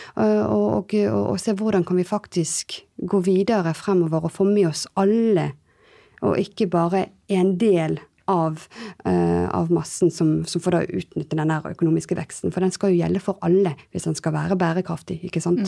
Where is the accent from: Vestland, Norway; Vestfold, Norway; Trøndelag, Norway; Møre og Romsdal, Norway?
Vestland, Norway; Bergen; also born or lived in France; now in Oslo, Norway; Jeg er halvt bergenser, halvt eh, fransk, eh, som nå bor i, bor i Oslo.